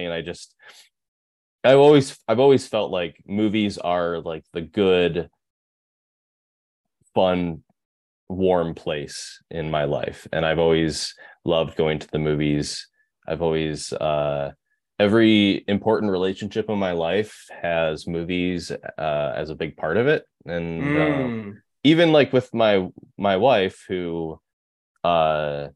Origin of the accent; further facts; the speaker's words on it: Berkley, Michigan, United States; accent: Midwest; moved away as an adult; also born or lived in Rochester Hills, Michigan / Chicago, Illinois; now in Portland, United States; I grew up in Michigan, right outside of Detroit. Berkeley, Michigan, and then Rochester Hills, Michigan